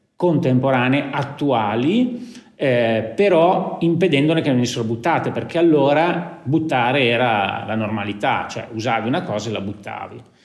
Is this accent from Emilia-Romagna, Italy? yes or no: yes; Lugo, Emilia-Romagna, Italy; io sono nato a Lugo, per cui ho realizzato la mia attività nel paese in cui sono nato